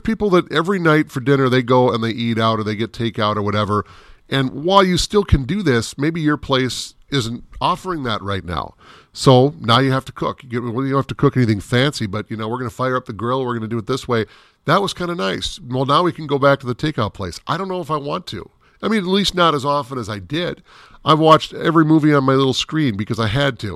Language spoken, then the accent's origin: English; Minneapolis–Saint Paul, Minnesota, United States; I grew up in the Twin Cities